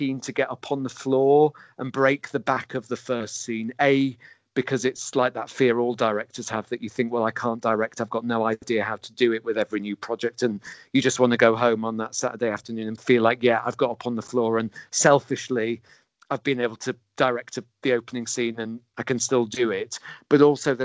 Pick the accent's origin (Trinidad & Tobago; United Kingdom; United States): United Kingdom; England; our obsession as English people